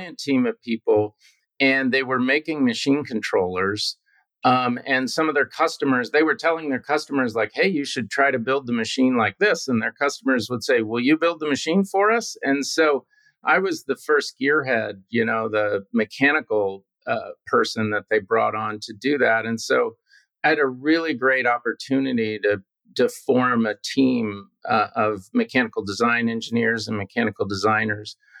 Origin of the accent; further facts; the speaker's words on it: Houston, Texas, United States; also born or lived in Midland, Texas; I do remember a lot about growing up in Houston